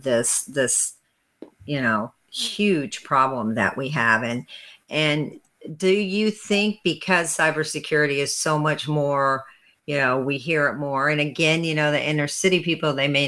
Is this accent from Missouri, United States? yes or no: yes; St. Louis, Missouri, United States; I'm from St. Louis